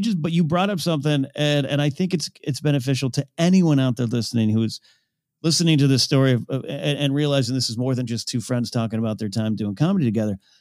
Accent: Pismo Beach, California, United States; moved away; my hometown in Pismo Beach

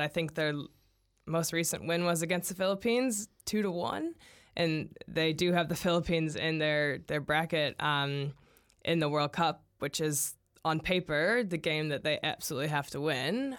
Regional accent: United States; now in New Zealand; as an American

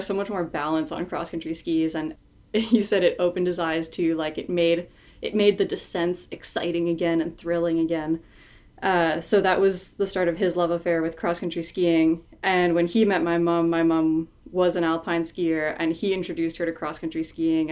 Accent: Morin-Heights, Quebec, Canada; my hometown in Moreton Heights, Quebec.

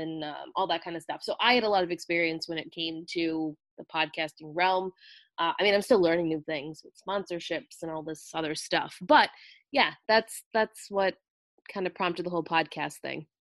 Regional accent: Rhode Island, United States; So my accent is not a Bostonian accent whatsoever. It is very distinct.

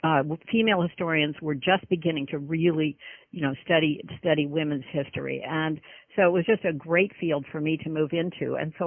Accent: Laguna Beach, California, United States; moved away as an adult; also born or lived in Pasadena, California / San Francisco, California / Charlotte, North Carolina; now in North Carolina, United States; I'm actually a fourth generation Californian, which is kind of unusual now to be in North Carolina, but I was born in Pasadena, California, and then raised in Laguna Beach and went to Laguna Beach High School

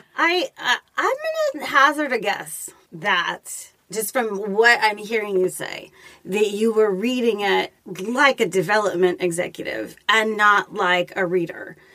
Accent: Los Angeles, California, United States; my hometown of Los Angeles

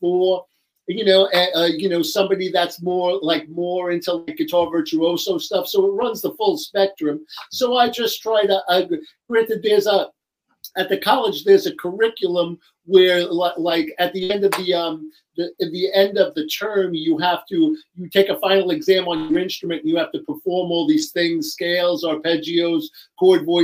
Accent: New York, United States; accent: New York; I'm from New York, as you can hear by my accent

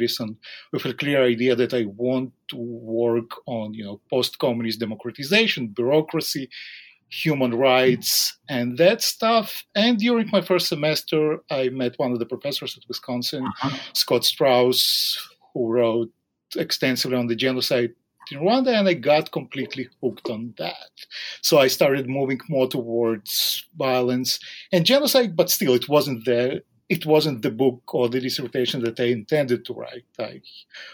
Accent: Israel; also born or lived in Soviet Union (western borderland); in 1990, my family moved to Israel, so I grew up in Israel

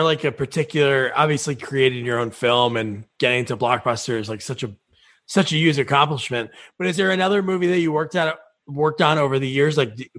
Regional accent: New Jersey, United States; also born or lived in Portland, Oregon; I'm from New Jersey. We're back in New Jersey, but we lived in Portland, Oregon for 3 years.

